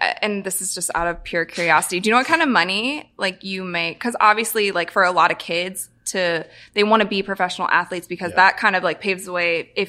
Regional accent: Ohio, United States; I'm from Ohio, and the Bengals are from an Ohio team.

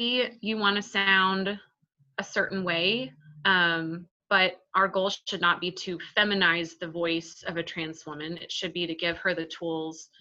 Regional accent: Texas, United States; I'm Texan

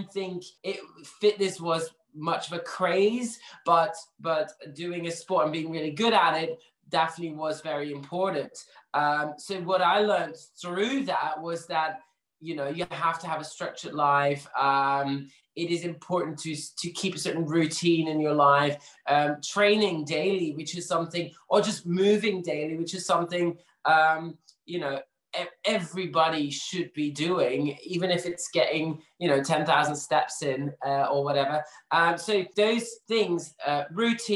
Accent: Belgium; moved away as an adult; also born or lived in London; now in Manchester, United Kingdom; I'm actually originally from Belgium, but moved here a couple of years ago

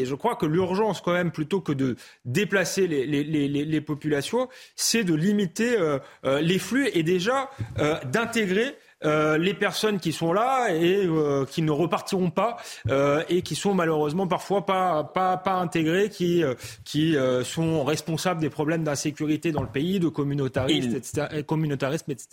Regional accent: Épinay-sur-Seine, Île-de-France, France; j'ai grandi à Épinay-sur-Seine, à Saint-Denis

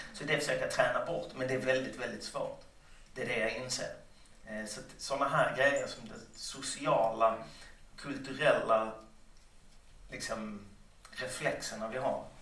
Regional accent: Lund, Skåne, Sweden; Under hela min uppväxt i Lund

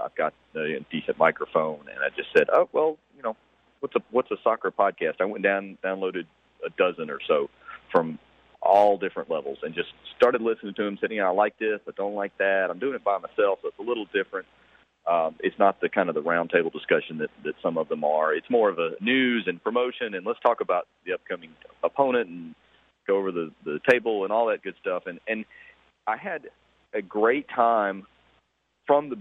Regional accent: Columbus, Georgia, United States; now in Atlanta, United States; I was born and raised in Columbus, Georgia.

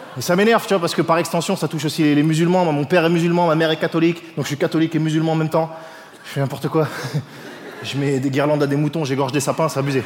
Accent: France; je suis français

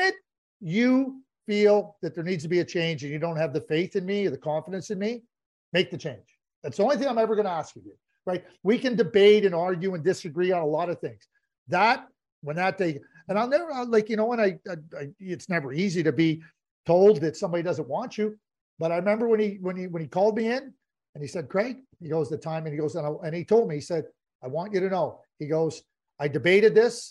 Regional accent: Montreal, Quebec, Canada; growing up in Montreal, watching the Canadiens

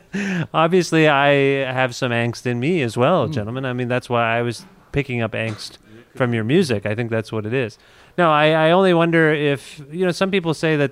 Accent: Canada; I'm from Canada.

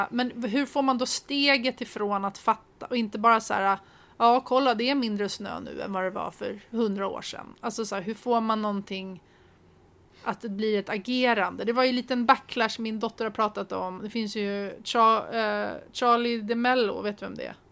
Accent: Sweden; vi som svenskar är ju ganska förskonade

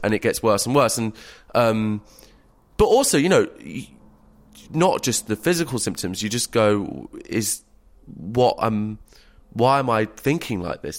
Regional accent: England, United Kingdom; as a English middle class man

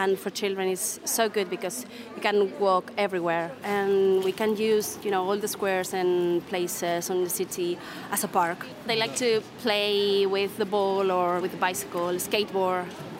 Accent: Pontevedra, Galicia, Spain; English is a second language; I was born here in Pontevedra.

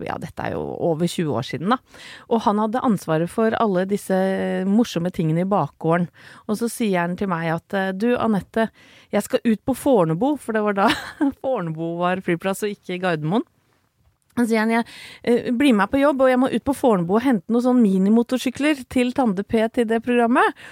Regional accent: Åsgårdstrand, Vestfold, Norway; Vi vokste opp sammen i Åsgårdstrand

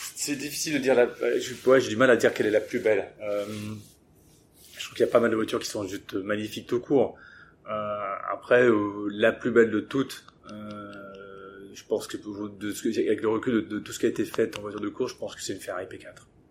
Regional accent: England, United Kingdom; moved away; j'ai grandi en Angleterre

